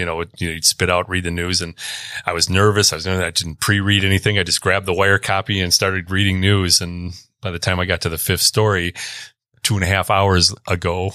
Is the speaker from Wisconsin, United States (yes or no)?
yes; Stevens Point, Wisconsin, United States; born or raised there; also born or lived in Milwaukee, Wisconsin